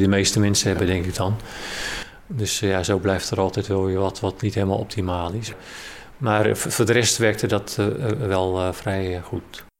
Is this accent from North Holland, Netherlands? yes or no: no; Rotterdam area, South Holland, Netherlands; now in Amersfoort, Netherlands; Ik kom oorspronkelijk uit Rotterdam, omgeving